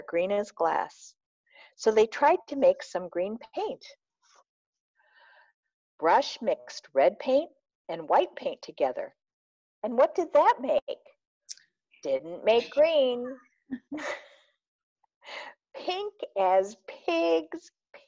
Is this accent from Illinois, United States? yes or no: yes; Peoria, Illinois, United States; accent: Chicago twang; moved away as an adult; also born or lived in Arlington Heights, Illinois / Champaign, Illinois; now in Minnesota, United States; I was born in Peoria, Illinois. Mm-hmm. And I spent most of my first 9 years there. And then we moved to Arlington Heights, which is a suburb of Chicago, which you may hear a Chicago twang in my voice